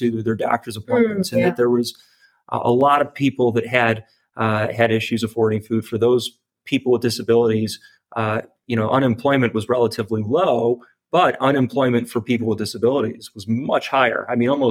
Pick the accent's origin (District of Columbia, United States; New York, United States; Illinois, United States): Illinois, United States; Chicago; Growing up in the Chicagoland area